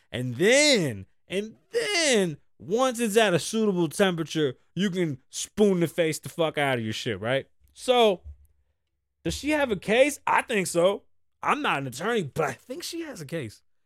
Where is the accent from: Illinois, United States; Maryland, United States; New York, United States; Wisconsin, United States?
New York, United States; New York City; I'm from the Bronx